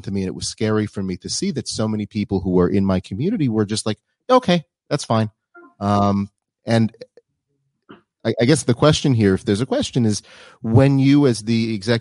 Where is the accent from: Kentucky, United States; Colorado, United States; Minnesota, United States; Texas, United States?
Minnesota, United States; Minneapolis; now in Israel; I'm from Minneapolis originally. My parents live in Minneapolis.